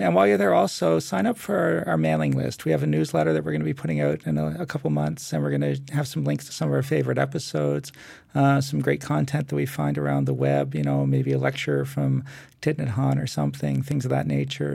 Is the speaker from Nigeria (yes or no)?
no; Canada; being a Canadian